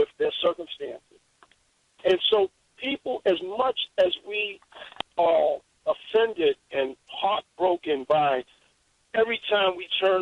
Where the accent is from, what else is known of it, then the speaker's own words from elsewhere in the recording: New York City, New York, United States; I'm a kid from Harlem